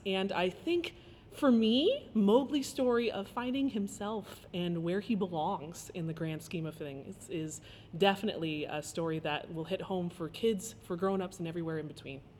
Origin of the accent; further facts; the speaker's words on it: Indianapolis, Indiana, United States; moved away; also born or lived in Cincinnati; I'm from Indianapolis, Indiana, born and raised